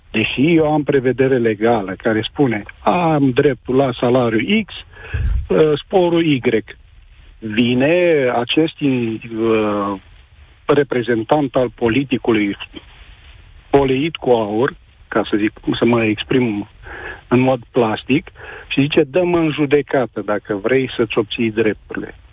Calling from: Timișoara, Timiș County, Romania; Sunt din Timișoara, sunt președinte de sindicat

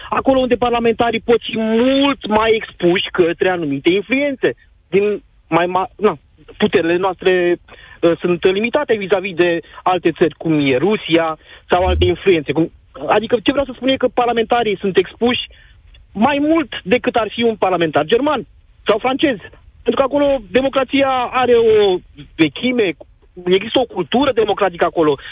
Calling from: Bacău, Bacău County, Romania; Salut, Cătălin, și salut și ascultătorii tăi. Sunt din Bacău.

